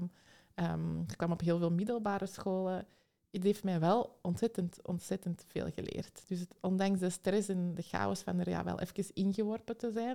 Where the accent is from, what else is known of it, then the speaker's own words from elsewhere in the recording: Antwerp, Flanders, Belgium; Ik kom uit Antwerpen